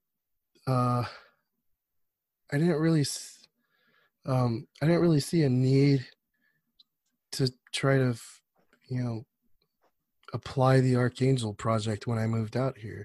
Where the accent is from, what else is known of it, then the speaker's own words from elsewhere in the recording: Whittier, California, United States; moved away as an adult; I grew up in Whittier